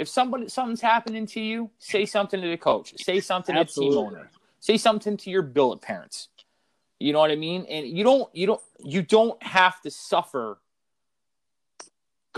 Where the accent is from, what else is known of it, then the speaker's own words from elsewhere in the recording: Philadelphia, Pennsylvania, United States; I grew up in Philadelphia being a Flyers fan